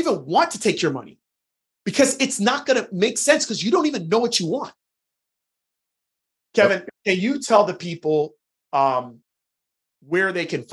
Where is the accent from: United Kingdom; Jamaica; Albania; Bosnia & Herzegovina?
Jamaica; now in United States; I'm originally from Jamaica